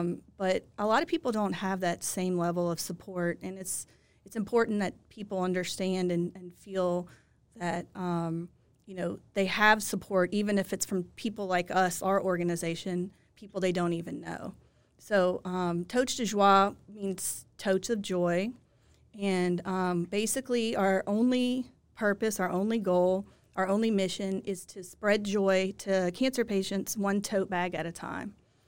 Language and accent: English; Lafayette, Louisiana, United States; now in Baton Rouge, United States; Well, I grew up in Lafayette, but I've been in Baton Rouge since I finished law school in 2007.